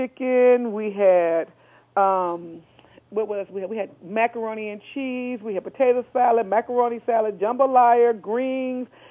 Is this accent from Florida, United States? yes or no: no; Hattiesburg, Mississippi, United States; moved away; I'm originally from Mississippi, and Hattiesburg, Mississippi. That's where I was born.